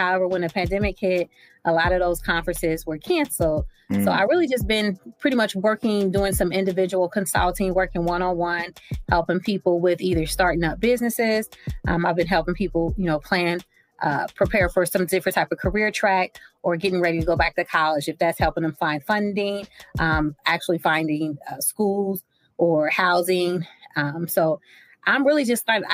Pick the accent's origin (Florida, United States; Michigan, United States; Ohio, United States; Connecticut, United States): Ohio, United States; Cincinnati; I'm from Cincinnati, Ohio, and that's where I currently reside right now.